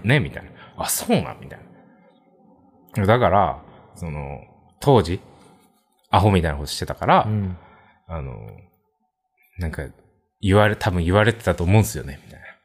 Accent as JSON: {"language": "Japanese", "region": "Kansai", "country": "Japan", "tie": "born or raised there", "said": "出身も関西で二人とも"}